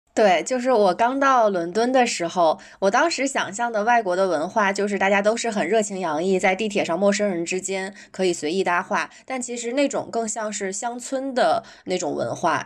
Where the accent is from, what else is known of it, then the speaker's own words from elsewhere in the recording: Northeast China, China; moved away as an adult; also born or lived in London; 因为我是东北人，我在家的时候，如果说路上碰到一个人啊，什么遇到问题，我就会主动去围过去帮他